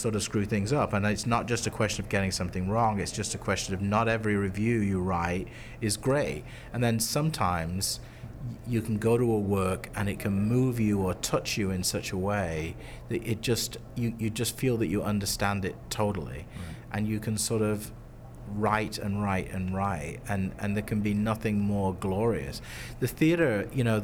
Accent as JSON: {"language": "English", "country": "United Kingdom", "moved": "as an adult", "lives_now": "Chicago, United States", "said": "I'm originally British, and I studied drama in the UK university, and I ended up going to grad school in the US"}